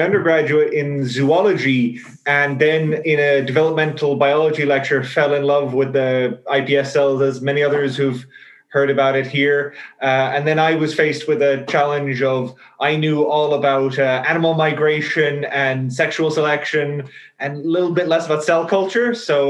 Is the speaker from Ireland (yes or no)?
yes; Ireland; now in Amsterdam, Netherlands; I'm from Ireland originally. I'm doing my PhD here in Amsterdam with Paul.